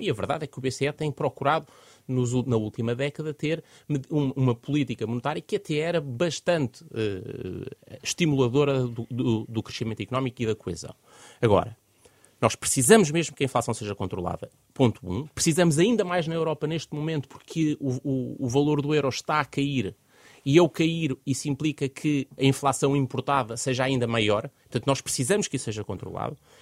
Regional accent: Portugal; enquanto portugueses

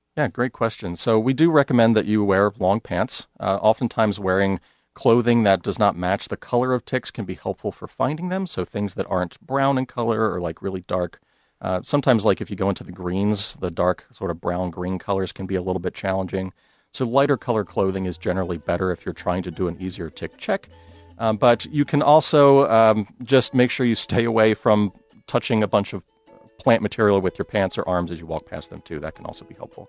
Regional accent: Maryland, United States; moved away as an adult; also born or lived in Utah; now in Iowa, United States; I grew up in Maryland where ticks were very common.

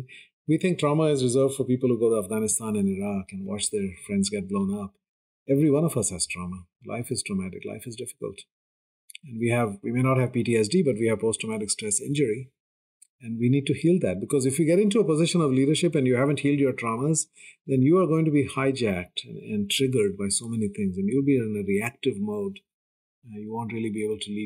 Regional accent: India; I come from India, which is a very, very patriarchal society

